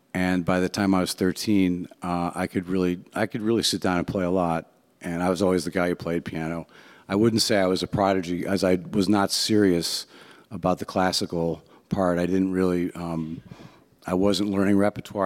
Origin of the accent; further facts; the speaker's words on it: Cleveland, Ohio, United States; also born or lived in Shaker Heights, Ohio; I'm from Ohio, uh, Cleveland, Ohio. I was born, yep, rock and roll